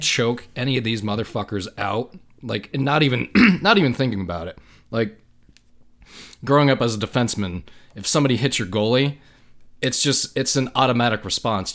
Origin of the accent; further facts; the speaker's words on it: United States; an American, 'cause this is where I live in the United States